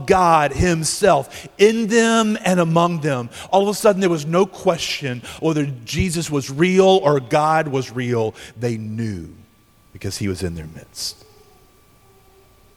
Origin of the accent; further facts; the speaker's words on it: United States; as American evangelical Christians